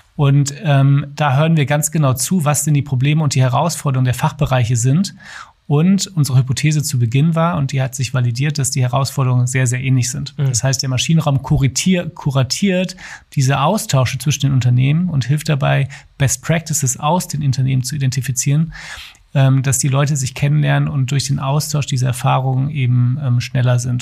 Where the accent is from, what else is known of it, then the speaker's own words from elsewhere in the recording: Duisburg, North Rhine-Westphalia, Germany; now in Berlin, Germany; Komme ursprünglich aus Duisburg, bin dort aufgewachsen